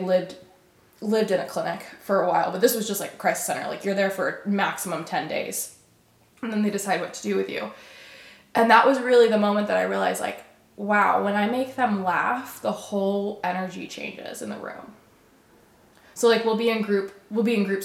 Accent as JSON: {"language": "English", "region": "Alabama", "country": "United States", "moved": "yes", "lives_now": "Austin, United States", "said": "I'm from Alabama"}